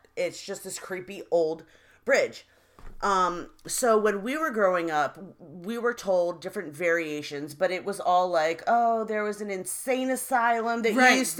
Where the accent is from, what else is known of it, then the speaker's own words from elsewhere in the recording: Fairfax Station, Virginia, United States; we grew up in Fairfax Station, which is in Fairfax County in Virginia.